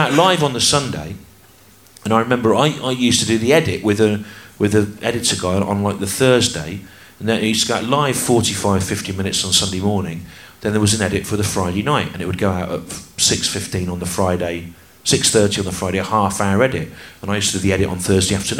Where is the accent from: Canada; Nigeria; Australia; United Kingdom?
United Kingdom; the Midlands, England; I grew up in the Midlands